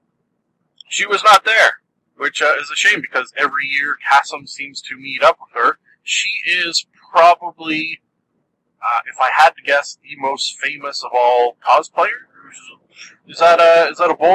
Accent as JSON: {"language": "English", "country": "Canada", "said": "I am Canadian"}